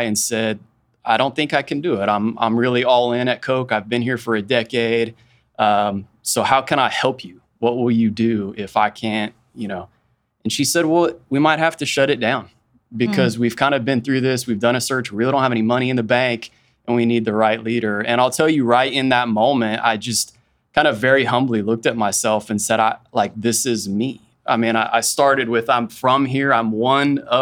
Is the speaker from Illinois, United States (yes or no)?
no; Wichita, Kansas, United States; also born or lived in Haysville, Kansas / Andover, Kansas / Rose Hill, Kansas; I'm from Wichita. For folks that are in the area, like I started in Hayesville. I went to USD 259. I went to Andover schools. I went to Rose Hill schools. I went to Wichita State